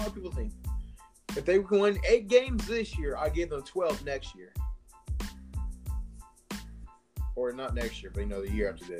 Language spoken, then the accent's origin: English; North Carolina, United States; moved away; also born or lived in Fayetteville; I'm from North Carolina.